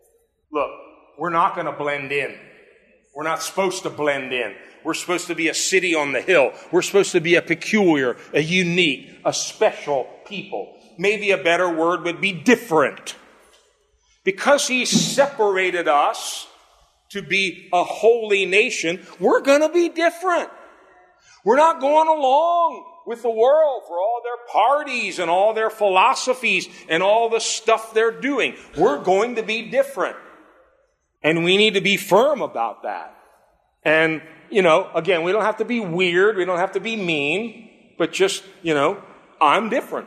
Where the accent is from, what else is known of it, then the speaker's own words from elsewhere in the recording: United States; I'm American born. I'm an American citizen.